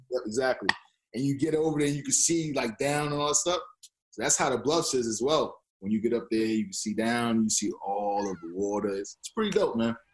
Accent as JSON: {"language": "English", "region": "New York", "country": "United States", "tie": "born or raised there", "also_born_or_lived": "Boston, Massachusetts / Florida", "moved": "as an adult", "lives_now": "Toronto, Canada", "said": "I grew up in New York"}